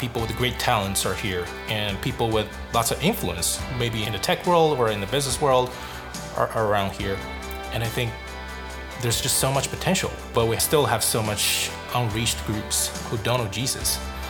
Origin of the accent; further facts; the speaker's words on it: Northwest China, China; moved away as an adult; now in Bay Area, United States; I grew up in Northwest China. The society in the region is more secular.